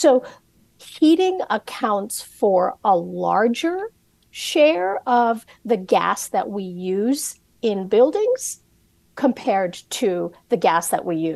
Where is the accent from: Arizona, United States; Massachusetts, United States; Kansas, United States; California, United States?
California, United States; I grew up all over the place. I grew up a lot in California, in Southern California